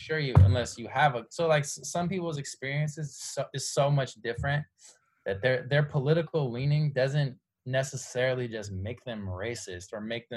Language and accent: English; San Francisco, California, United States; moved away as an adult; now in Los Angeles, United States; I come from San Francisco, extremely liberal, extremely progressive. I was raised, you know, in a culture that values equality above all else